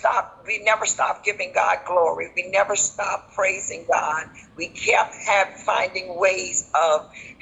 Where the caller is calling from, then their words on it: Savannah, Georgia, United States; I'm calling from Savannah, Georgia in the U.S.